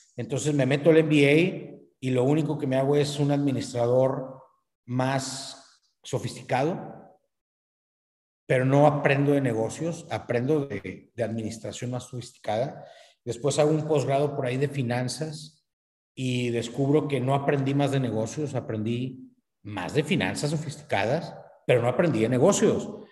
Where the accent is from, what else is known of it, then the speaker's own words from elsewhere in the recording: northern Mexico, Mexico; aquí en, el norte de México, los norteños somos buenos a los negocios, entonces como buen, como buen norteño